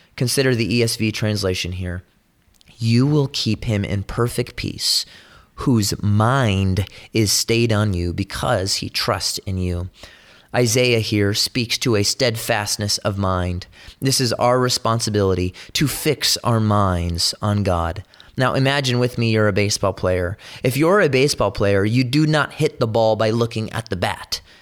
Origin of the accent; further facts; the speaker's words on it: California, United States; I'm from California